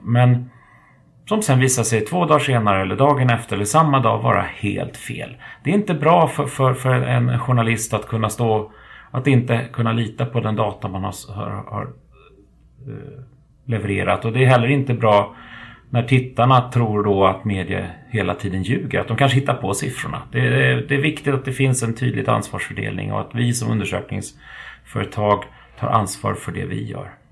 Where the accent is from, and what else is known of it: Sweden